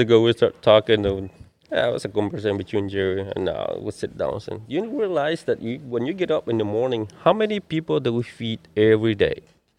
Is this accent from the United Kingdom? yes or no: no; Guatemala; In Guatemala.